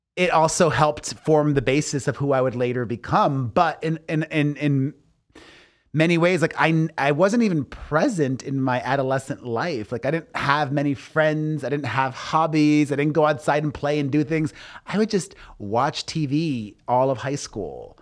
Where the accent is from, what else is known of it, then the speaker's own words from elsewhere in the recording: Miami, Florida, United States; growing up in Miami